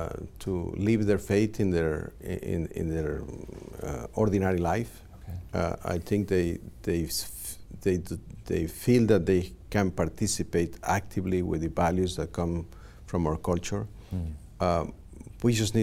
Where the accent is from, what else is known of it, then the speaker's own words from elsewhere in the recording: Mexico; now in Los Angeles, United States; I grew up in Mexico